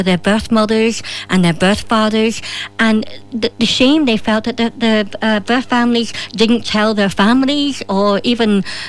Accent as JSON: {"language": "English", "country": "Ireland", "said": "as a woman, as an Irish woman"}